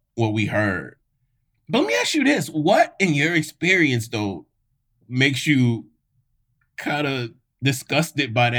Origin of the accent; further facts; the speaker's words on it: Mississippi, United States; I grew up in Mississippi and I went to a missionary Black Baptist church my whole life.